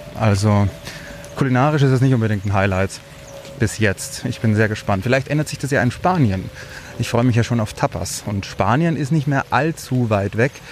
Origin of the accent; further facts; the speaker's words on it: Germany; bei uns in Deutschland